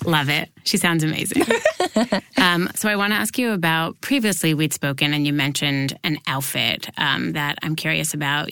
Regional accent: New York, United States; I grew up here in New York

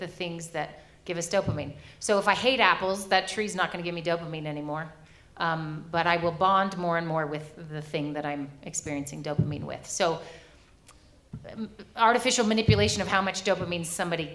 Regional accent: United States; moved away as an adult; now in Sweden; I'm an American.

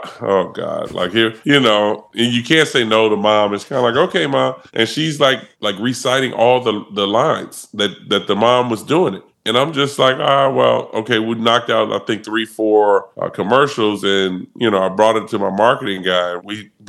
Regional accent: Chicago, Illinois, United States; moved away as an adult; also born or lived in Syracuse / Philadelphia; me being born and raised in Chicago, playing high school football in Chicago

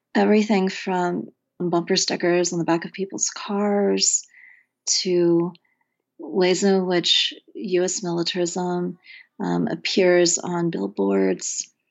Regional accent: Oklahoma, United States; also born or lived in Wonju, South Korea; I grew up in Oklahoma during, um, the eighties

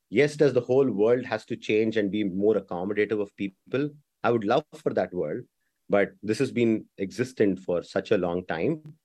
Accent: India; moved away; also born or lived in Bangalore; I'm born and raised in India

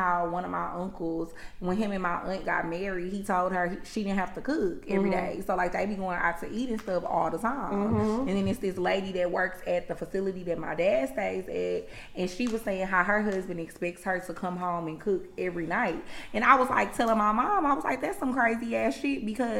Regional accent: the South, United States; I was raised in the South

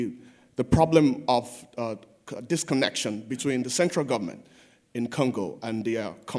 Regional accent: Nigeria; now in United States; I'm a Nigerian student.

